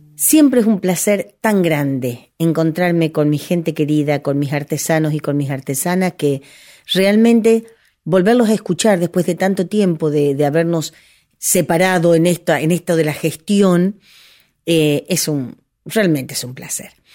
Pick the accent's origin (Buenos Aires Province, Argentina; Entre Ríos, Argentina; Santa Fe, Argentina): Buenos Aires Province, Argentina; Cañuelas; soy de Cañuelas